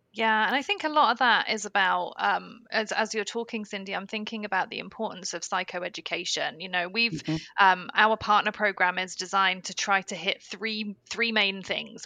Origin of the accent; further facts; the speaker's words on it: United Kingdom; being a Brit